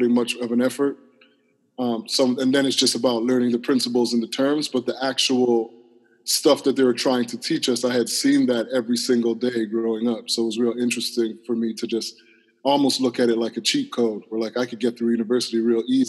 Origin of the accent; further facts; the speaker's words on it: Toronto, Ontario, Canada; I grew up in Toronto, downtown Toronto, in one of our neighborhoods called Parkdale.